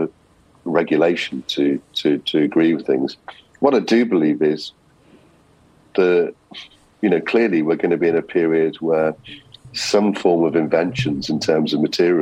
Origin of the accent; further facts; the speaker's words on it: Liverpool, North West England, United Kingdom; I'm from Liverpool